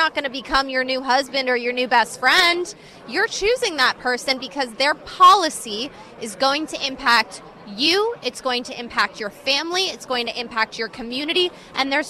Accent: California, United States; I'm from California myself

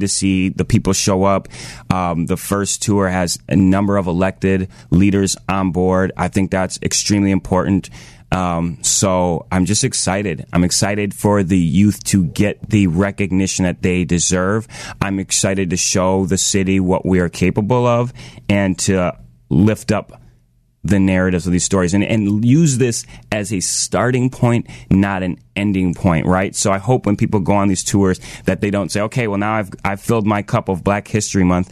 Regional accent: Washington, District of Columbia, United States; moved away; I was born in Washington, D.C.

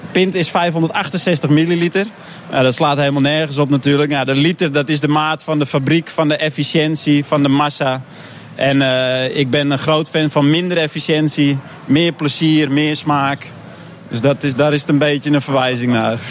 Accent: Netherlands; als Hollander uit het Veenweidegebied

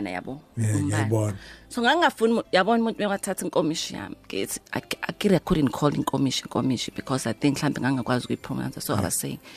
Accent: Durban, KwaZulu-Natal, South Africa; also born or lived in Umbumbulu / Chatsworth; ngazalelwa eLamont ngaphinde ngaye embumbulu ngaphinde ngahamba oh, kodwa uh, kahle kahle kwasembumbulu

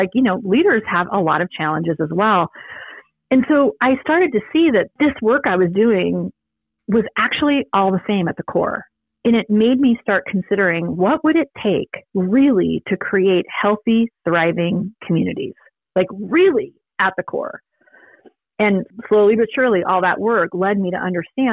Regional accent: San Diego, California, United States; I grew up in San Diego

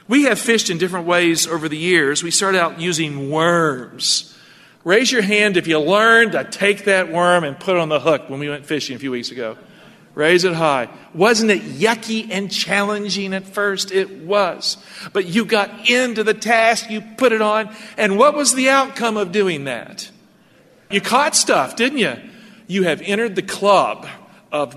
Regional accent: Appalachia, United States; moved away; I grew up in Appalachia.

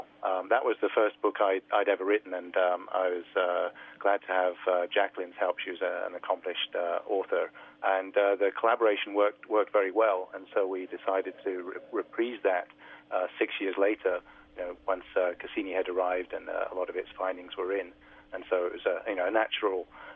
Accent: United Kingdom; being a Brit growing up in Europe

